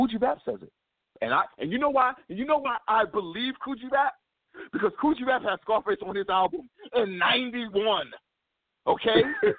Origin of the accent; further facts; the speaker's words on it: Brooklyn, New York, United States; we're all from Brooklyn.